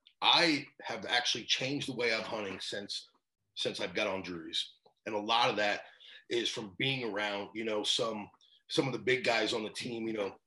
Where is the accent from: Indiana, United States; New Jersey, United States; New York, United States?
New York, United States; moved away; I grew up in New York back in the day.